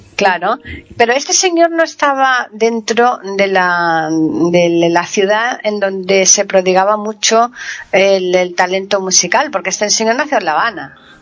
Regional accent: Alcalá de Guadaíra, Andalusia, Spain; de donde soy yo Alcalá

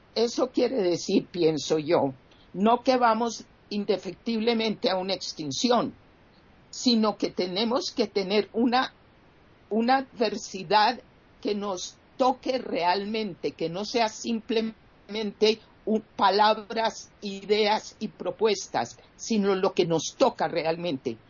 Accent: Colombia; en mi país Colombia

